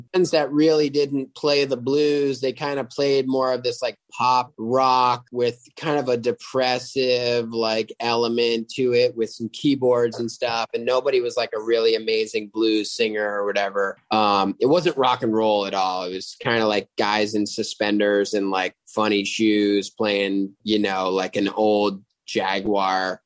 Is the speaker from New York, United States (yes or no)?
yes; upstate New York, United States; now in Los Angeles, United States; I am from uh, a little town in upstate New York, but live in Los Angeles now